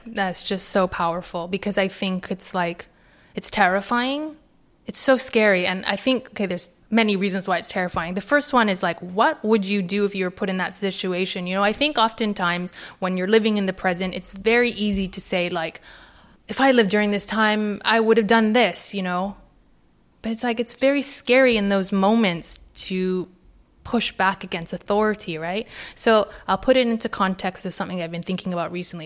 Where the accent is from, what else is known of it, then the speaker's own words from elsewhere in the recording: Vancouver, British Columbia, Canada; now in London, United Kingdom; I grew up in Vancouver.